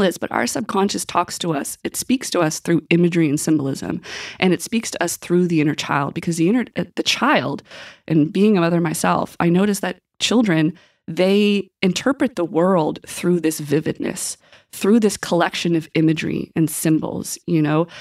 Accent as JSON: {"language": "English", "town": "Westville", "region": "Nova Scotia", "country": "Canada", "tie": "born or raised there", "said": "I grew up in Pictou County. I'm originally from Westville"}